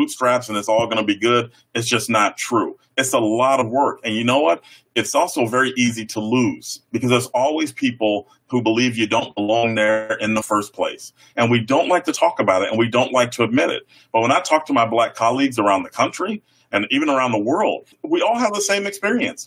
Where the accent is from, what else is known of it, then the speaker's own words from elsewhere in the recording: Chicago, Illinois, United States; now in Iowa, United States; I grew up on the South Side of Chicago